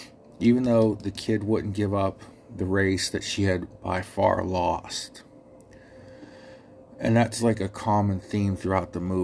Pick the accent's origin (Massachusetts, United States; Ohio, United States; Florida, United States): Ohio, United States; accent: Ohio; my Ohio accent gets me sometimes.